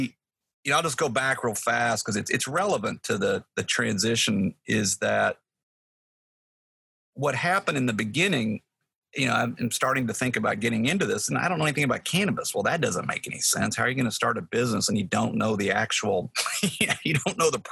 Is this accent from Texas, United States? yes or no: yes; Texas, United States; moved away; I'm from Texas